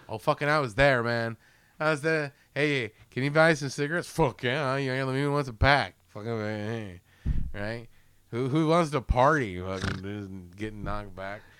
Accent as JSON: {"language": "English", "country": "United States", "said": "as an American"}